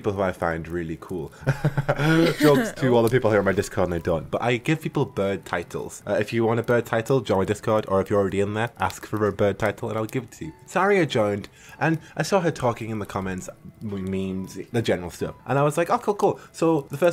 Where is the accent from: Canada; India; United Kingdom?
United Kingdom; being a British boy in university